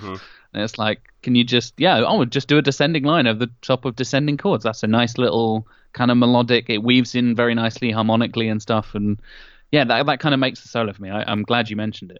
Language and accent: English; Norwich, East of England, United Kingdom; my hometown of norwich